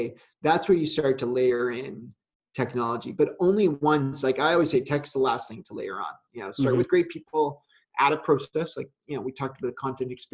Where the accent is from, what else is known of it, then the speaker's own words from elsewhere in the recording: Canada; I'm Canadian